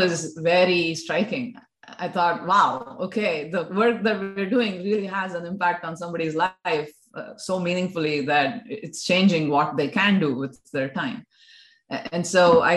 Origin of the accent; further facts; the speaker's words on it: Bangalore, Karnataka, India; moved away as an adult; also born or lived in United States; now in Australia; I was born and brought up in Bangalore